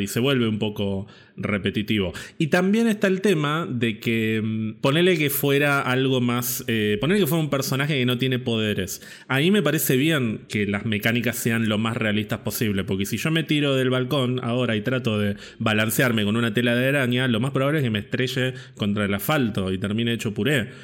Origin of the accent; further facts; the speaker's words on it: Villa Gesell, Buenos Aires Province, Argentina; yo pasé prácticamente toda mi infancia y adolescencia en Villa Gesell